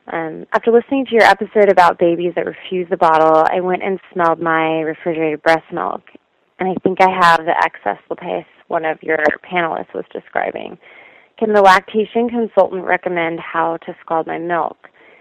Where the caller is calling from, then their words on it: Colorado, United States; I'm calling from Colorado.